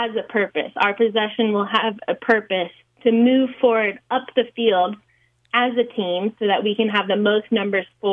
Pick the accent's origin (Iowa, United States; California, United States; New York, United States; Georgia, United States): Georgia, United States; moved away; I'm from Georgia